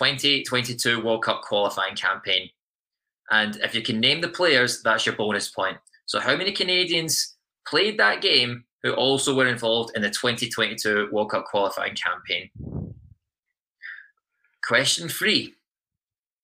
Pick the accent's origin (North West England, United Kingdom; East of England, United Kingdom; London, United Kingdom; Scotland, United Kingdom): Scotland, United Kingdom; moved away; I'm Scottish